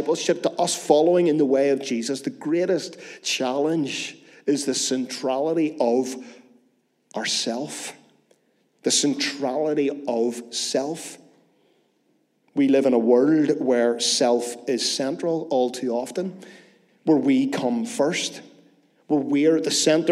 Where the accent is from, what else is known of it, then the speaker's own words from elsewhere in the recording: Northern Ireland, United Kingdom; As Northern Irish people